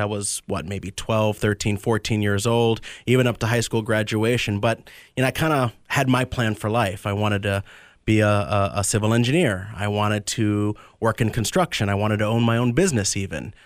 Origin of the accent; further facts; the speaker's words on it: Tampa, Florida, United States; also born or lived in Medford, New Jersey; I was born in Medford, New Jersey. My family moved down, uh, to the Tampa area when I was three